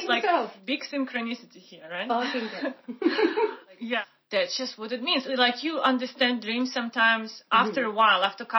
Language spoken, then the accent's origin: English; Siberia, Russia; moved away; Because, like, I'm from Siberia. We don't have ocean there.